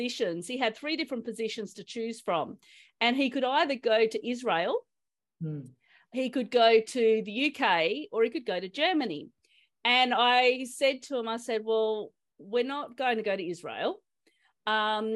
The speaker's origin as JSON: {"language": "English", "country": "Australia", "said": "I'm Australian"}